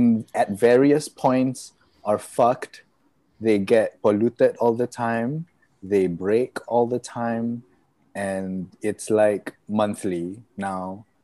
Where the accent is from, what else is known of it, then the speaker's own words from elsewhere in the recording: Kedah, Malaysia; also born or lived in Kelantan / Penang; now in Selangor, Malaysia; I was born in Kelantan, raised in Kedah, studied in Penang and stayed in Selangor since 2018.